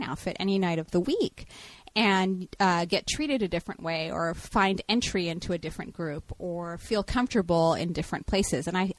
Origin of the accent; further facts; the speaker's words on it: Houston, Texas, United States; now in Portland, United States; growing up in Texas or whatever in the 90s